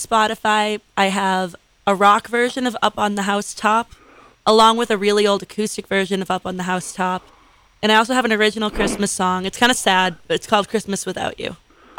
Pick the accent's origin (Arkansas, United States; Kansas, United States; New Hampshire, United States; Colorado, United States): New Hampshire, United States; Londonderry; Me and my hometown do not have a good relationship. We don't. Who's your hometown? Londonderry.